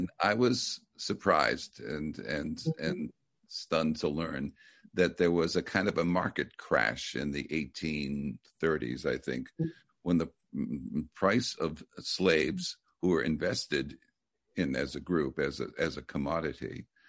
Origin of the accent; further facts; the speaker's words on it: Lawrence, Massachusetts, United States; also born or lived in Andover, Massachusetts; I'm from Lawrence and Andover